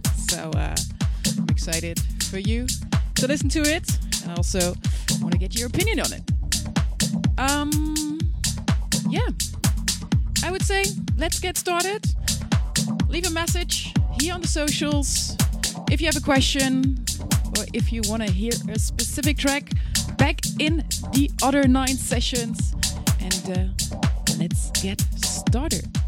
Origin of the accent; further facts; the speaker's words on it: Germany; now in Amsterdam, Netherlands; I'm born and raised in Germany and living in Amsterdam, the beautiful city with canals.